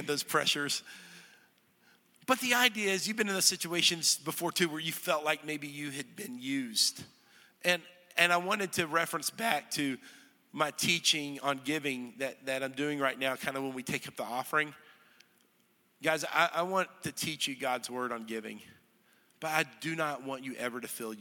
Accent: North Texas, United States; moved away as an adult; now in Middle Tennessee, United States; I'm from North Texas, ranch land.

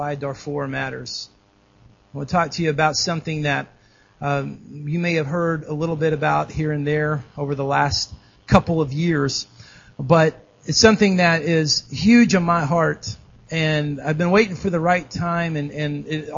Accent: Dallas, Texas, United States; moved away as an adult; also born or lived in Kansas City; I grew up in Dallas, and I went to school in Kansas City

